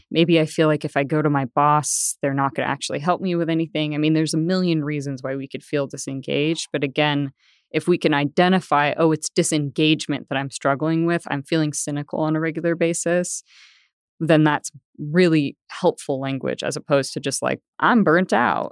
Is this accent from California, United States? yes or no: yes; Bay Area, Northern California, United States; moved away as an adult; also born or lived in Denver; now in Tulsa, United States; I grew up in Northern California in the Bay Area